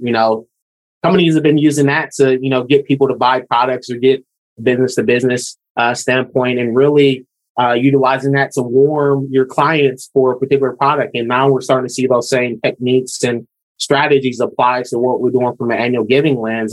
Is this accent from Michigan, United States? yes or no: yes; Lansing, Michigan, United States; moved away as an adult; also born or lived in Washington State; now in Oregon, United States; I'm from Michigan. So born and raised in, in Lansing